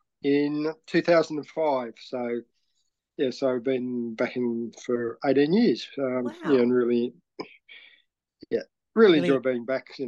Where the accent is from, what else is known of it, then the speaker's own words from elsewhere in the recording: Launceston, Tasmania, Australia; also born or lived in Brisbane; I actually grew up in Launceston. Summerhill boy, I suppose.